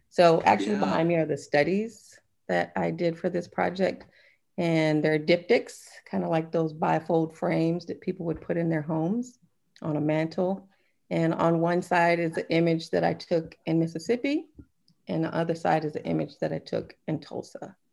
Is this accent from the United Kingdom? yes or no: no; Germany; born there; And I was born in Germany, so my grandmother wasn't able to see me as a young child.